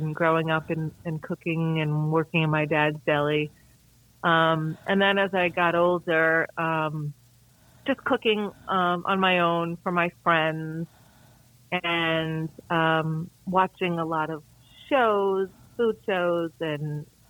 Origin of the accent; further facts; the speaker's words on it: New York, United States; moved away as an adult; now in Columbia, South Carolina, United States; I'm originally from New York, just outside the city